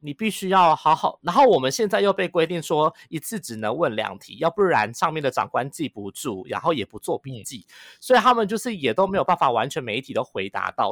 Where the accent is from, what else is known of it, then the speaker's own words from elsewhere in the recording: Taiwan; 大家全世界都在看我们台湾在怎么控制这个